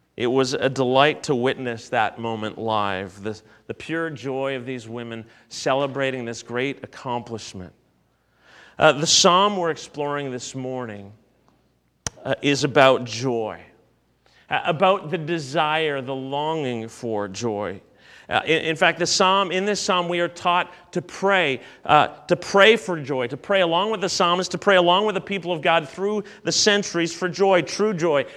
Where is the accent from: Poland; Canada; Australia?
Canada; as a Canadian